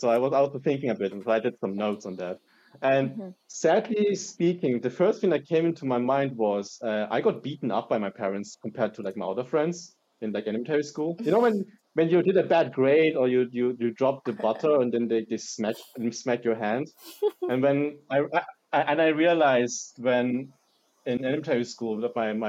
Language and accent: English; Germany; also born or lived in East Germany / southern Germany; now in Heidelberg, Germany; I was born and raised in Germany by a father from Hong Kong and from a mother from Malaysia.